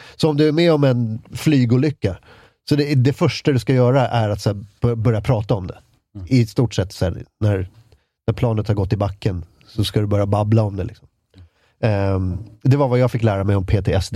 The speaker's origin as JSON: {"language": "Swedish", "town": "Ösmo", "region": "Stockholm County", "country": "Sweden", "tie": "born or raised there", "also_born_or_lived": "Lidingö", "said": "en milstolpe i min uppväxt var när vi flyttade från, från Ösmo, som ligger eh, i, i närheten av Nynäshamn"}